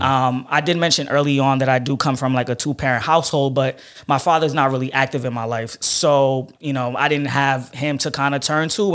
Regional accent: New York City, New York, United States; I grew up in Flatbush, um, and I, I stayed, my family stayed in that area till I about, uh, eleven years old

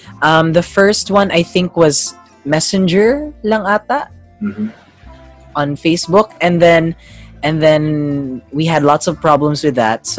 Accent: Australia; also born or lived in Davao City; Yes, I was born in Davao City, but I grew up in Australia. I lost the accent, but the English is there.

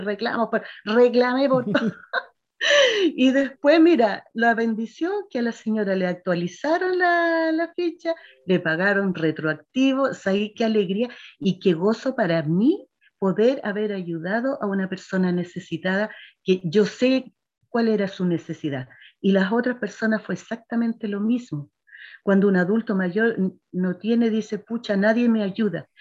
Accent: Quinta Normal, Santiago Metropolitan Region, Chile; yo soy nacida y criada en Quinta Normal

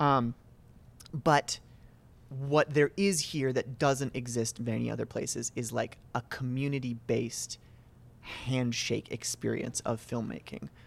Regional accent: Reigate, Vermont, United States; born and raised in Reigate, Vermont

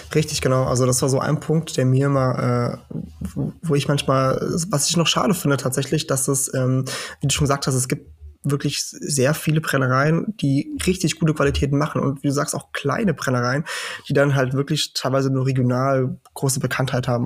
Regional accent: Portugal; now in Germany; ich komme aus Portugal, weil ich einfach meine ganze Kindheit und Jugend da verbracht habe

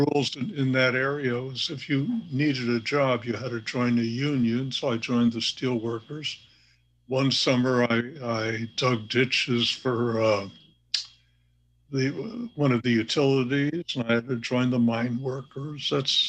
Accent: Hammond, United States; also born or lived in Kingston, New York; In Hammond, no. No. Earlier in Kingston, New York, places like that, yes.

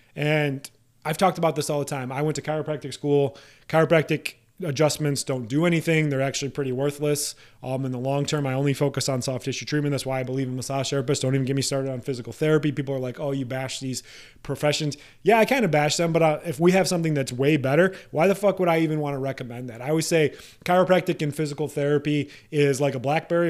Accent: Iowa, United States; home state of Iowa

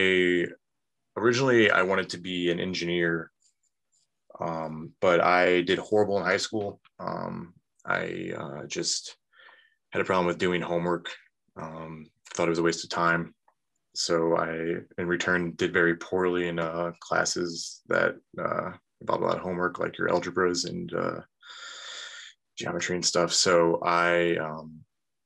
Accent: North Aurora, Illinois, United States; also born or lived in Downers Grove, Illinois / Woodridge, Illinois; we moved out to North Aurora, which is a separate village just to the north of Aurora. So that's where I grew up, basically. Lived there until I graduated high school

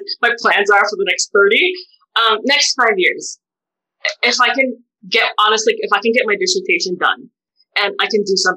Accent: United States; As a Filipino-American bisexual woman

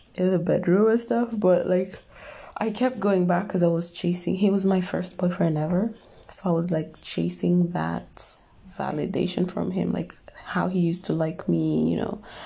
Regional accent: Kenya; moved away as an adult; now in Dubai, United Arab Emirates; I was born and raised in Africa, Kenya, and I've lived there for like 22 years and then I moved to Dubai

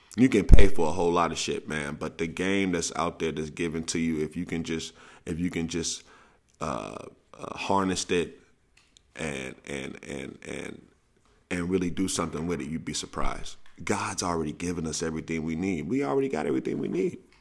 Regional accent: St. Louis, Missouri, United States; I'm from Saint Louis, where the nicknames come readily

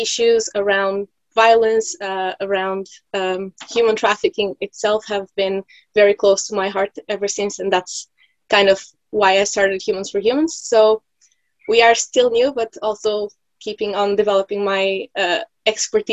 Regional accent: Portugal; moved away as an adult; now in Norway; I'm originally from Portugal, and I moved to Norway 3 years ago.

